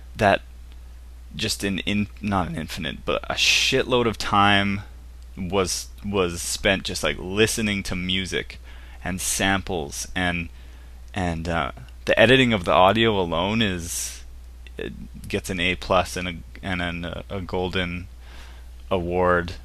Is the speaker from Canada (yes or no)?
yes; Canada; I'm from Canada.